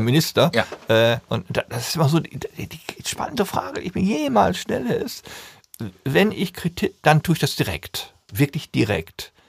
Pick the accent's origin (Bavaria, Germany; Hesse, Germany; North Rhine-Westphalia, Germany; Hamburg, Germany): North Rhine-Westphalia, Germany; Ich komme aus Ostwestfalen